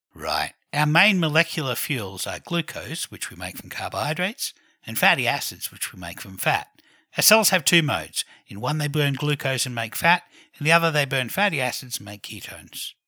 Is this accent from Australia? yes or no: yes; Australia; also born or lived in Canberra, Australia; I'm Australian